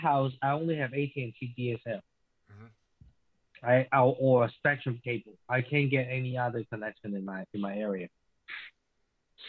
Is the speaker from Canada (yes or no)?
no; Hong Kong; English is a second language; now in United States; I was from Hong Kong, but I am not a Hong Kongese anymore.